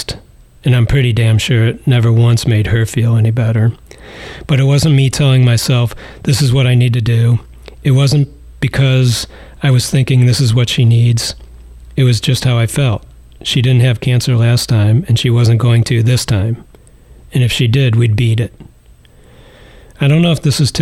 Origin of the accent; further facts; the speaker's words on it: Cleveland, Ohio, United States; I'm from Cleveland